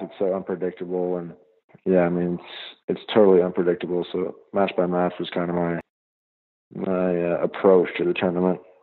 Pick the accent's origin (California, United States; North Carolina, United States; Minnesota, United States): North Carolina, United States; Greenville; I'm from Greenville, North Carolina.